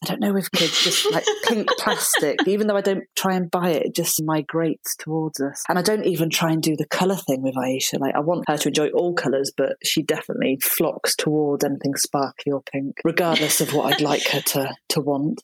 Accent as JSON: {"language": "English", "area": "Shropshire", "region": "West Midlands", "country": "United Kingdom", "tie": "born or raised there", "also_born_or_lived": "Nottingham", "accent": "northern", "moved": "as an adult", "lives_now": "Dorset, United Kingdom", "said": "I was brought up in Shropshire"}